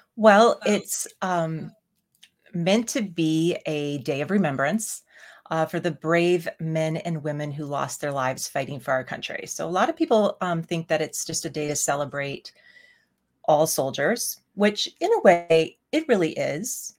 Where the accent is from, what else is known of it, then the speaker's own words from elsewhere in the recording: United States; we as Americans